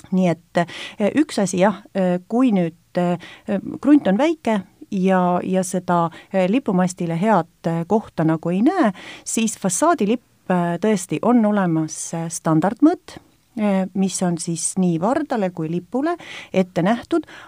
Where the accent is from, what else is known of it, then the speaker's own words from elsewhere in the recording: Estonia; me oleme eestlased ja meil on oma riik